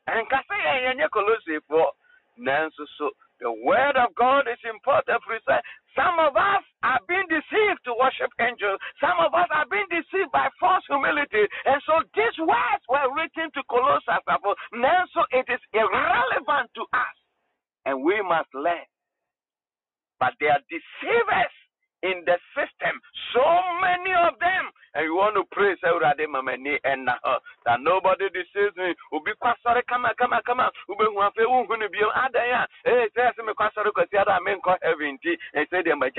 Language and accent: English; Ghana; I'm a Ghanaian.